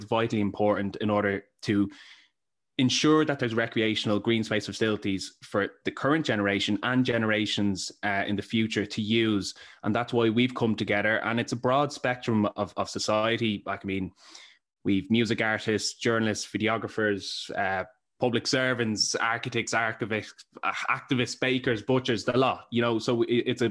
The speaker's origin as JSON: {"language": "English", "town": "Dublin", "region": "Leinster", "country": "Ireland", "tie": "born or raised there", "said": "I'm from Marino Drumcondra, I grew up in the area"}